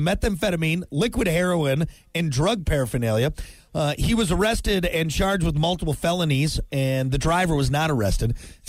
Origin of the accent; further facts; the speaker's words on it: United States; we're American.